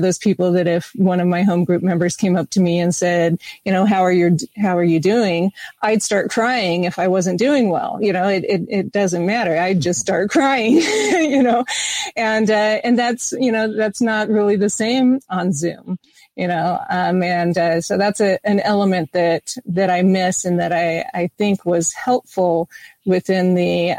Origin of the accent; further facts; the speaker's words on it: United States; I am American